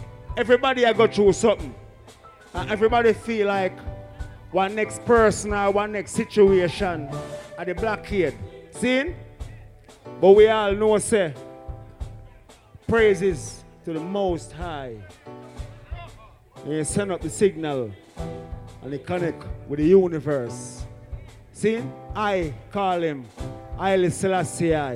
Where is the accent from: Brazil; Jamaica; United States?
Jamaica; we are Jamaicans